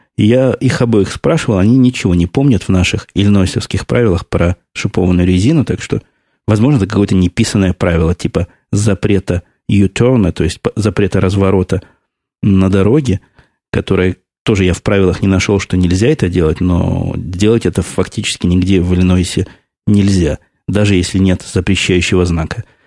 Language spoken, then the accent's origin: Russian; Russia; now in United States; Я уехал из России в 94 году